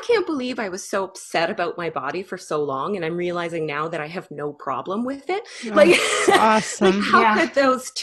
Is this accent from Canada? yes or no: yes; Canada; I'm Canadian